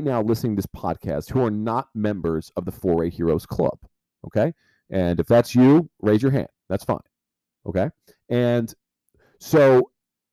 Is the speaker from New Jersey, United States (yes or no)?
yes; New Jersey, United States; growing up in New Jersey